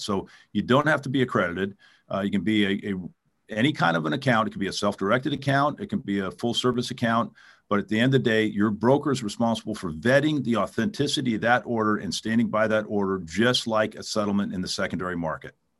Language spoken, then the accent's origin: English; California, United States; also born or lived in New York; I grew up here in California